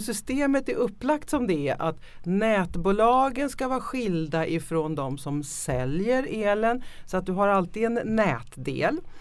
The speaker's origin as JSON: {"language": "Swedish", "country": "Sweden", "said": "vi ofta väldigt som svenskar också självkritiska"}